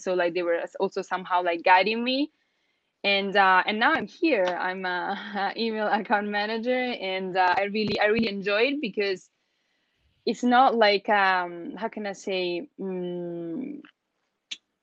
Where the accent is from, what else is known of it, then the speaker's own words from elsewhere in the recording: Italy; first language Italian; English is a second language; moved away as an adult; now in China; Italian is my mother tongue. I'm Italian